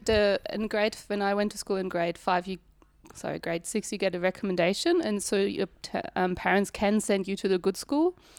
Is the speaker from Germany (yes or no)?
yes; Northern Germany, Germany; English is a second language; moved away as an adult; also born or lived in Buderim, Australia / Sunshine Coast, Australia; now in Melbourne, Australia; I grew up in the north